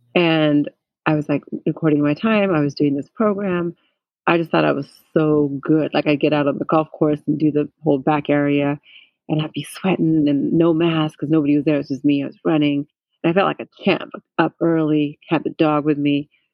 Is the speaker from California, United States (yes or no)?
yes; California, United States; I had, a bunch of Asian friends growing up in California